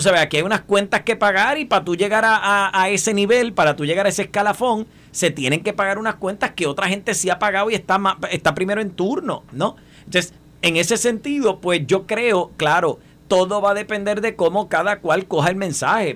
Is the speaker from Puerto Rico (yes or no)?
yes; Puerto Rico; nosotros como puertorriqueños